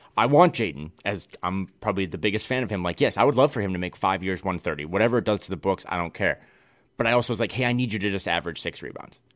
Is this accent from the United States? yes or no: yes; Midwest, United States; now in West Coast, United States